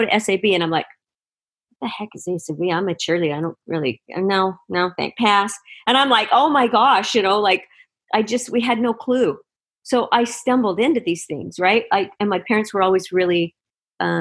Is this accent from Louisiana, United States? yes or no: no; Utah, United States; I grew up in Utah